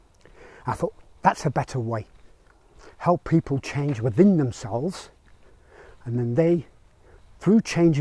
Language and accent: English; Belfast, Northern Ireland, United Kingdom; moved away; I grew up in Belfast in Northern Ireland